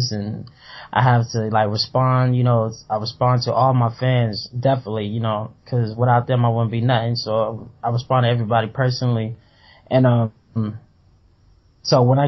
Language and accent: English; the South, United States; I was growing up in the South